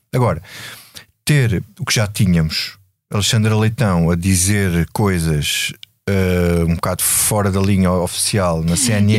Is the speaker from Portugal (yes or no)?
yes; Grândola, Alentejo, Portugal; sou, sou do Alentejo, sou de Grândola e sou de uma terra revolucionária